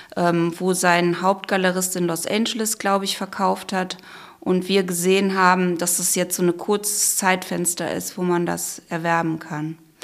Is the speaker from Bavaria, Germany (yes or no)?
no; Krefeld, North Rhine-Westphalia, Germany; Wir sind ja in Krefeld aufgewachsen